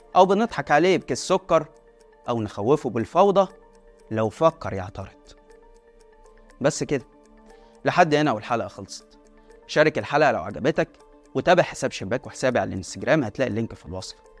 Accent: Egypt; أنا مواطن مصري

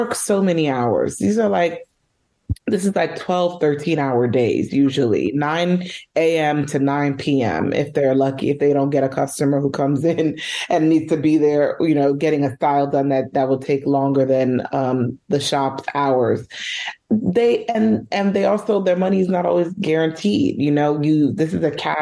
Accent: New York City, New York, United States; I'm born and raised in New York, in Uptown Manhattan. I grew up in Washington Heights, but I live in Harlem now

